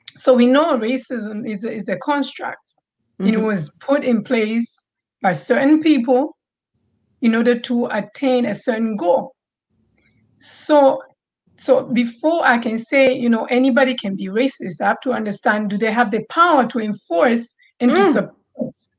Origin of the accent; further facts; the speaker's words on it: Tanzania; moved away; growing up in Tanzania